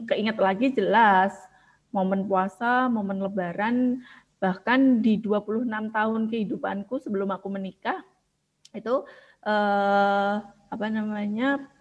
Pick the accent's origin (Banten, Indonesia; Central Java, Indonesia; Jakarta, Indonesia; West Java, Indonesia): Central Java, Indonesia; Kudus; yang sebenarnya aku bukan salah tiga aku dari Kudus Pantura gitu kan